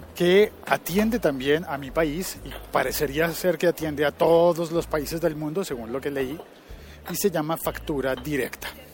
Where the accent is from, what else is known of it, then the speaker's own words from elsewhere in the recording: Colombia; una compañía que está en mi país